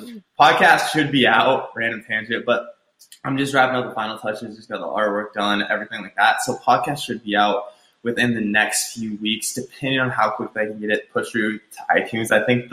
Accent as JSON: {"language": "English", "region": "Nebraska", "country": "United States", "tie": "born or raised there", "lives_now": "Mesa, United States", "said": "From Mesa to Grand Island, which is like 2 hours from my hometown."}